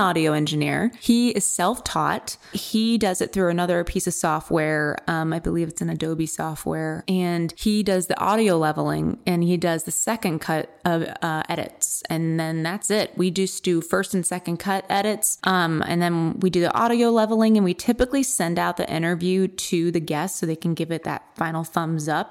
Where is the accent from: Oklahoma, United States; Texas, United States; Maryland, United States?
Maryland, United States; moved away as an adult; now in Maine, United States; I'm from Maryland